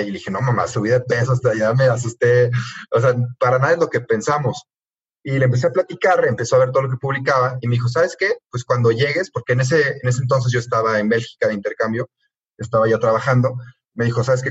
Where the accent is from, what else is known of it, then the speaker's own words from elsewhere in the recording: Mexico; somos los dos de México